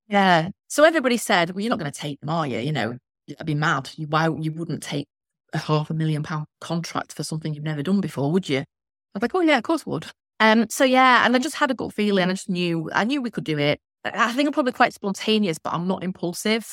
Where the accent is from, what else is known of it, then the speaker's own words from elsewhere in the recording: Blackpool, North West England, United Kingdom; I'm from Blackpool.